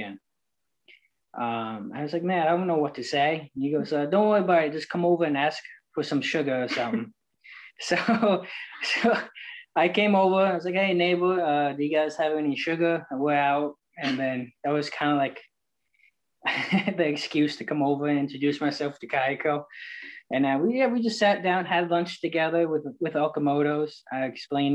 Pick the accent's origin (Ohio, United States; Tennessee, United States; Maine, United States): Maine, United States; Bath; also born or lived in Tarrytown, New York; now in Texas, United States; I grew up in Bath, Maine, small fishing town.